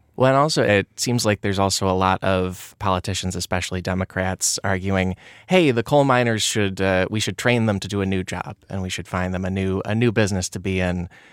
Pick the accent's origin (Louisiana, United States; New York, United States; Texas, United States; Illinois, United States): Illinois, United States; I'm from Illinois